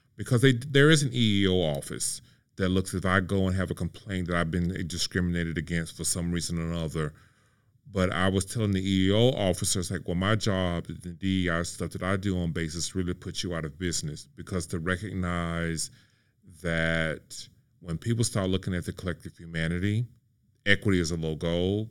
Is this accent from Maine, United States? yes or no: no; Mississippi, United States; moved away; my hometown of mississippi